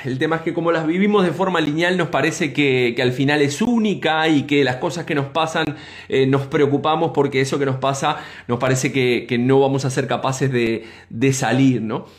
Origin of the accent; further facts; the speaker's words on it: Uruguay; nosotros como uruguayos